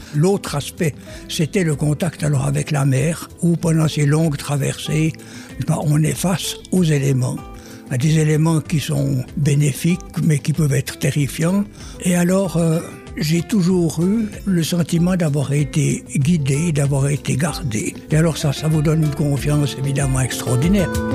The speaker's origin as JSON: {"language": "French", "country": "Switzerland", "tie": "born or raised there", "said": "J'étais né au bord du lac de Neuchâtel, j'ai beaucoup navigué avec les pêcheurs"}